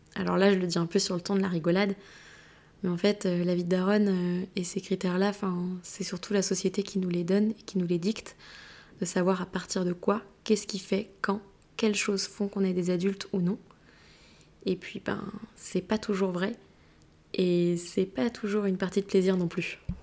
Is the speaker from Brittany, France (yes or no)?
yes; Brittany, France; also born or lived in Madrid; now in Rennes, France; je suis bretonne, rennaise depuis pas si longtemps